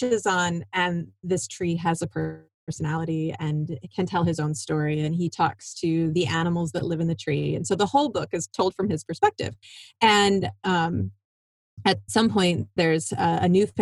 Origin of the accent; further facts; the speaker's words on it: Iowa, United States; moved away as an adult; also born or lived in Michigan; I grew up in Iowa